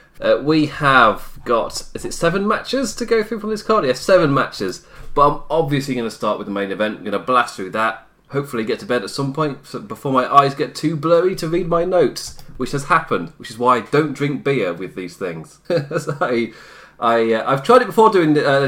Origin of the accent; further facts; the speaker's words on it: United Kingdom; as a British man. A British man with Irish blood